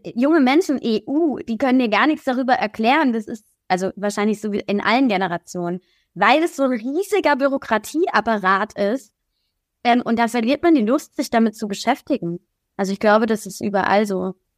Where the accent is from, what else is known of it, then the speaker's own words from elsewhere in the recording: Kaiserslautern, Rhineland-Palatinate, Germany; moved away; also born or lived in Berlin; in meiner Heimatstadt Kaiserslautern